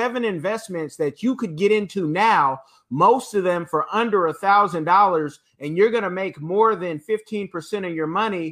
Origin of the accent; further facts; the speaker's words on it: Oakland, California, United States; I'm from Okanda. That's Oakland after you see Black Panther